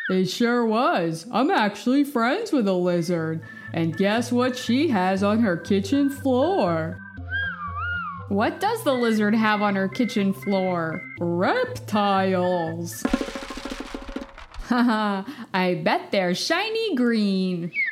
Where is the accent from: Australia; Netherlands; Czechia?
Australia; I'm five years old. I am from Australia.